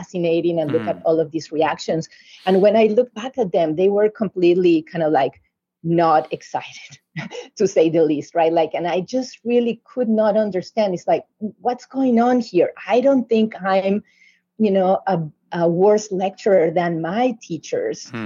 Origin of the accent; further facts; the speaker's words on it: Uruguay; moved away as an adult; back in my home country in Uruguay, South America